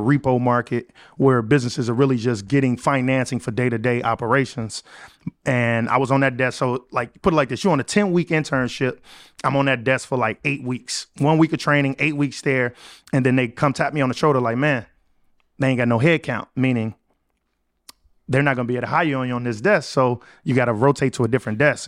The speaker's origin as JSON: {"language": "English", "town": "Chicago", "region": "Illinois", "country": "United States", "tie": "born or raised there", "moved": "as an adult", "said": "I was able to move back to my hometown, Chicago"}